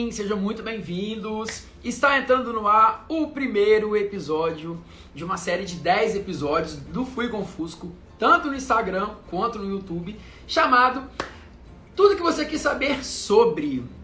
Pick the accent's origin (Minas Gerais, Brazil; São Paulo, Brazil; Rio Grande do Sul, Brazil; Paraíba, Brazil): Minas Gerais, Brazil; now in Rio de Janeiro, Brazil; eu tenho 35 anos, Sou do interior de Minas Gerais e seis anos mais, é, seis ou sete anos, seis ou sete anos mais ou menos, não sei de cabeça, que eu moro aqui no Rio de Janeiro